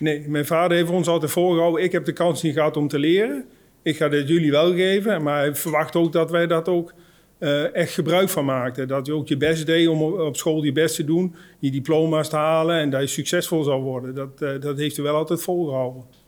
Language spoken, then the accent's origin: Dutch; Oosterbeek, Gelderland, Netherlands; moved away; uit Oosterbeek. Uh, ik woon inmiddels niet meer in Oosterbeek